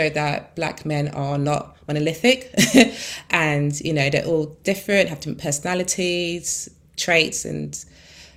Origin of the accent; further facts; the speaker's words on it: London, United Kingdom; I grew up in Peckham for the first, 13 years of my life.